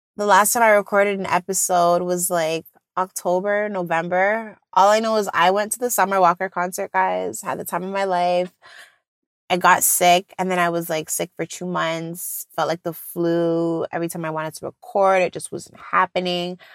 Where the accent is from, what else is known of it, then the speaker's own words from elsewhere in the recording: Jamaica; I'm Jamaican